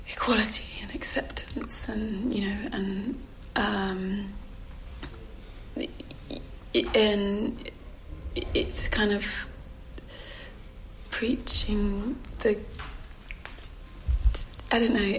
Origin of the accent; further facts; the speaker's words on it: England, United Kingdom; I'm English and I'm slightly bashful and reserved